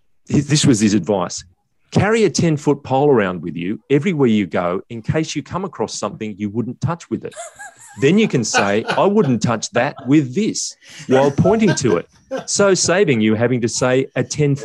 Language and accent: English; South Africa; As a South African, I can't wait for a cheaper version of the Ranger Raptor.